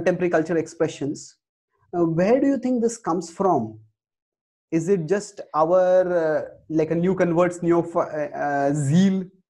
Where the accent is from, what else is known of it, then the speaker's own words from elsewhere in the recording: India; I grew up in India